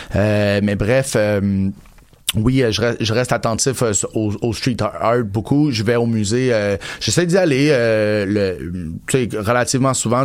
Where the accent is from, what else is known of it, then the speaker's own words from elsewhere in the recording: Montreal, Quebec, Canada; also born or lived in Outremont; j'ai passé une, grande partie de mon enfance avec Ville-Saint-Laurent, puis mon adolescence